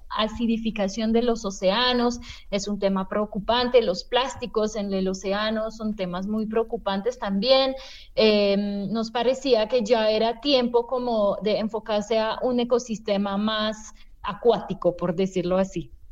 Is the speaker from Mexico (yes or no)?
no; France; now in Colombia; Yo soy francesa, pero tengo años viviendo aquí en Colombia